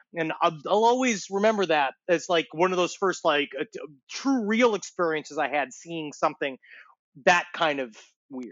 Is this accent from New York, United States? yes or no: yes; New York City, New York, United States; also born or lived in Ridgewood, Queens; I was growing up in Queens, we had an influx of the Haitian population